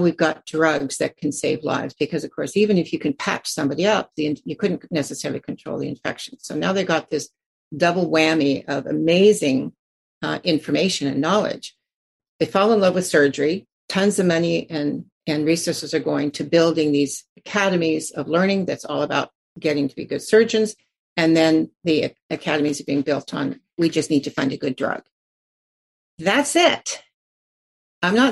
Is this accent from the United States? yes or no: yes; United States; now in Canada; I grew up in the States